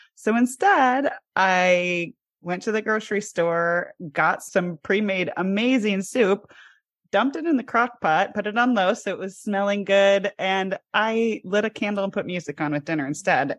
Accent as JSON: {"language": "English", "region": "Midwest", "country": "United States", "tie": "born or raised there", "said": "I grew up in the Midwest"}